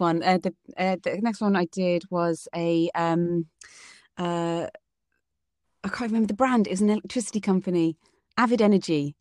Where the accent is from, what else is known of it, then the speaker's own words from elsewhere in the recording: United Kingdom; their British person